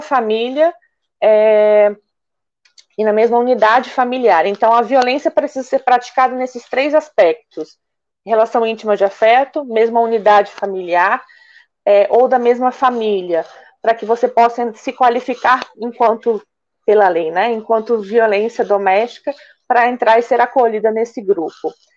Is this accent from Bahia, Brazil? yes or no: no; Curitiba, Paraná, Brazil; moved away as an adult; now in Niterói, Brazil; eu sou natural de Curitiba